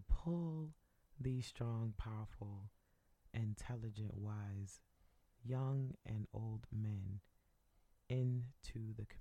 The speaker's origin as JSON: {"language": "English", "region": "Northeast", "country": "United States", "tie": "born or raised there", "said": "I grew up in the Northeast"}